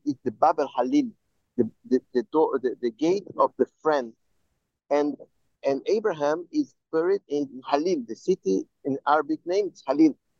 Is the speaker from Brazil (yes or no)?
yes; Brazil; I am Jew, I am Jew from Brazil